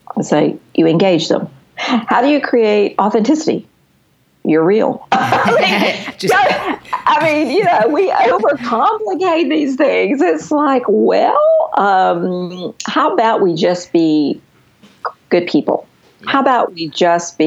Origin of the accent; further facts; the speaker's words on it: the South, United States; I am from the South